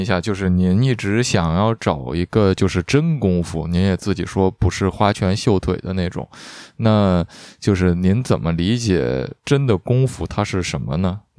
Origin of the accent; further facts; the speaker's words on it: China; 我们作为中国人，其实本身对白眉拳并没有一种天然的了解，我们并不知道白眉拳具体是什么。